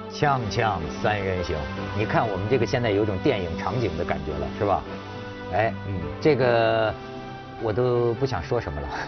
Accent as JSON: {"language": "Chinese", "country": "China", "said": "我作为一个中国人"}